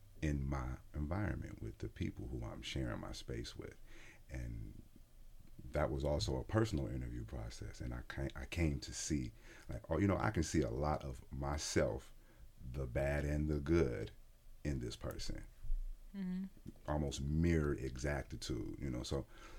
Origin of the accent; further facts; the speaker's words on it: Detroit, Michigan, United States; moved away; also born or lived in Erie, Pennsylvania; I was born in Pennsylvania, Erie, Pennsylvania, but I was raised in Detroit